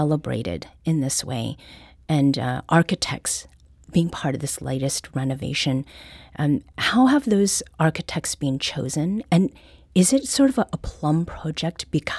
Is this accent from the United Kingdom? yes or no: no; Canada; moved away; I was born and raised in Canada